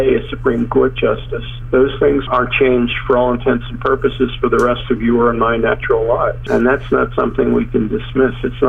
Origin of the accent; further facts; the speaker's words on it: northern New Jersey, United States; I grew up in the northern part of Jersey next to the Hackensack Meadowlands